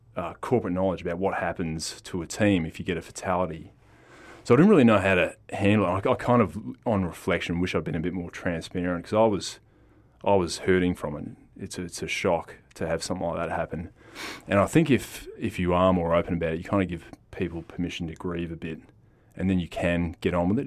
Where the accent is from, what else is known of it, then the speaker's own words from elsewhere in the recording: Perth, Western Australia, Australia; also born or lived in Newman, Western Australia; Dad joined customs when we came down to Perth and went to primary school here in South of River and Leeming.